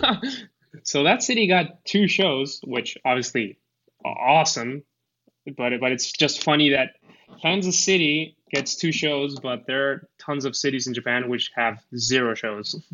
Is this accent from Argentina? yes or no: yes; Argentina; English is a second language; also born or lived in United States; I'm I'm from Argentina. So I I lived a bit in the U.S., so I have a bit better accent